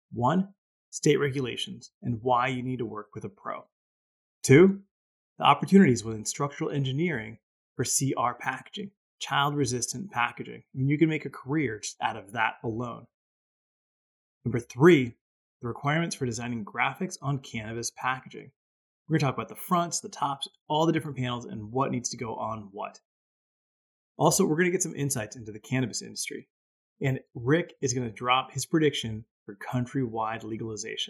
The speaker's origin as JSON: {"language": "English", "region": "Hawaii", "country": "United States", "tie": "born or raised there", "moved": "yes", "said": "I grew up in Hawaii for a good part of my youth."}